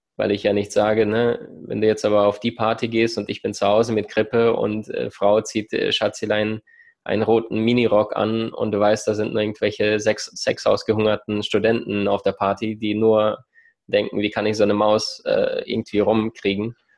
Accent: Ukraine; also born or lived in Siberia; now in Germany; meine Kindheit in der Ukraine, im Rattenloch, in dieser Armut

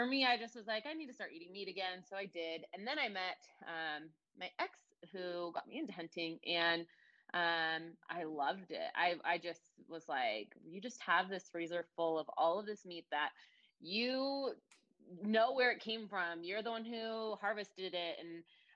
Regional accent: Ashland, Oregon, United States; I'm from Oregon, Ashland, Oregon, actually. It's kind of a small little hippie town in Oregon. It's right on the border of California in Oregon. Grew up there

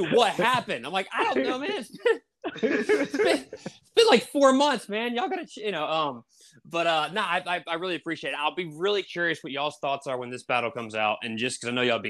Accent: Raleigh, North Carolina, United States; I'm from Raleigh, North Carolina

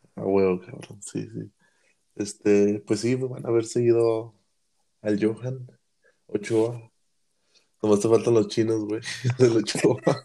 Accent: Mexico; como mexicanos que somos

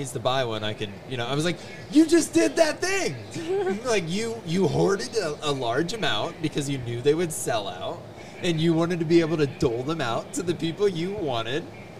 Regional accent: Ireland; I'm Irish.

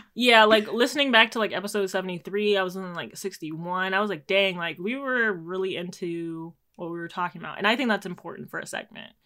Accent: Jamaica; as a Jamaican

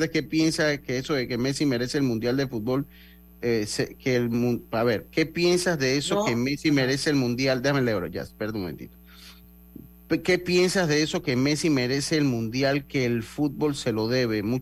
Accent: Los Santos, Panama; Yo soy de Los Santos.

